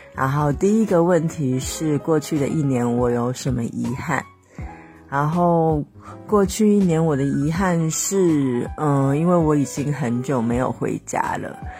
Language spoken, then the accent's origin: Chinese; the South, southern China, China; also born or lived in Shenzhen; 我是南方人